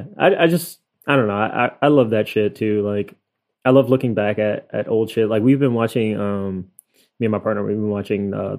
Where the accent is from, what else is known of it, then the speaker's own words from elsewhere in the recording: New York, United States; I'm so ignorant, like, as a New Yorker. I don't know shit outside of New York, so forgive me of my ignorance.